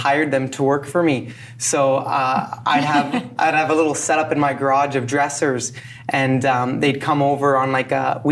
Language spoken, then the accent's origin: English; London, Ontario, Canada; I'm from London, Ontario